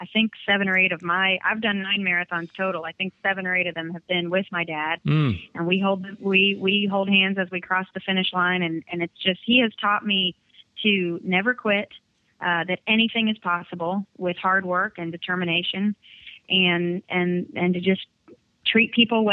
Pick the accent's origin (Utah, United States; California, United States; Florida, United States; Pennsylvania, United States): Florida, United States; Orlando; moved away as an adult; now in Nashville, United States; he moved us there in 1986